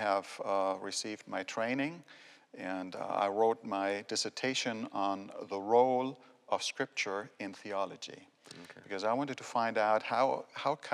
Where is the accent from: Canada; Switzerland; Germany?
Germany; moved away as an adult; also born or lived in Austria / United States; now in Maryland, United States; I was born and raised in Germany. I grew up there.